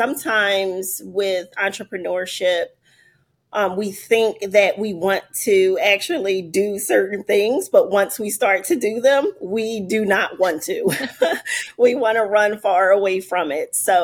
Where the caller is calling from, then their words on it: Philadelphia, Pennsylvania, United States; I am joining from Philadelphia.